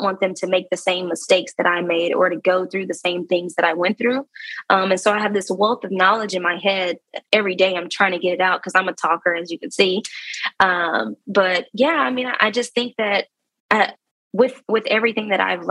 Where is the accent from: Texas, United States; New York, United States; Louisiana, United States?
Texas, United States; Dallas; I'm from Dallas